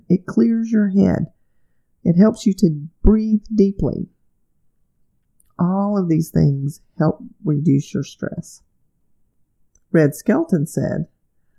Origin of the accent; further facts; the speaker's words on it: Alabama, United States; my home state of Alabama